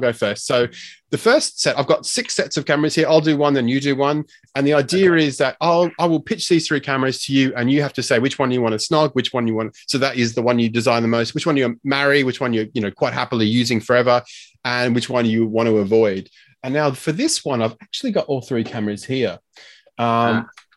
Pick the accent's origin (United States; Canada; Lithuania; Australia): Australia; accent: strange sort of weird accent; also born or lived in United Kingdom; I'm Australian. I grew up here.